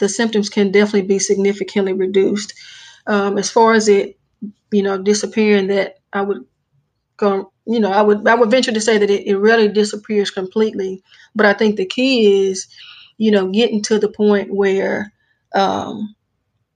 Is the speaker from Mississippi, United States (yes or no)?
yes; Jackson, Mississippi, United States; now in Madison, United States; I'm actually from the Jackson area, born and raised and grew up